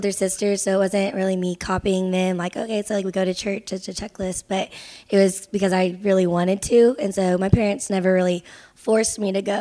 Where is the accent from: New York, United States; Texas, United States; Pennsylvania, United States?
Texas, United States; now in Ireland; I'm from Texas.